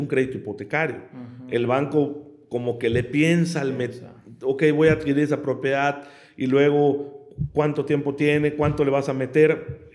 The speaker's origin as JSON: {"language": "Spanish", "region": "Yucatán", "country": "Mexico", "said": "yo soy yucateco"}